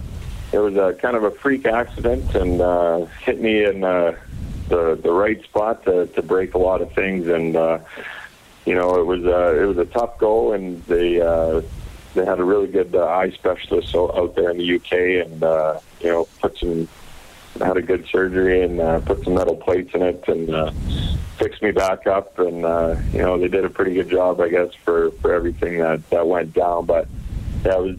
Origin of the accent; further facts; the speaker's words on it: Gibbons, Alberta, Canada; moved away as an adult; also born or lived in Edmonton, Canada; now in Sydney, Australia; I grew up in Gibbons, actually outside Edmonton